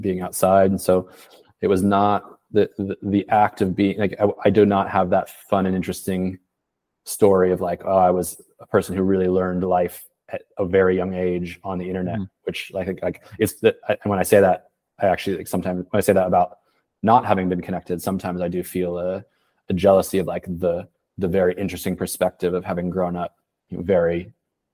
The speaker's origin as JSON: {"language": "English", "town": "Portland", "region": "Oregon", "country": "United States", "tie": "born or raised there", "also_born_or_lived": "Boston", "moved": "as an adult", "lives_now": "Paris, France", "said": "I'm from Portland, Oregon. I left in 2008"}